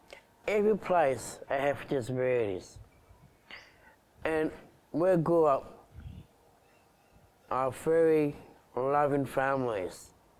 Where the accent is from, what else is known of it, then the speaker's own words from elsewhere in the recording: Uki / Wollongbar area, New South Wales, Australia; 35 years old and I'm an advocacy for disabilities. I grew up in Woonabah back in 1984. I go to Woonabah East Primary School. I go to Coolgardie Special School with all Down syndrome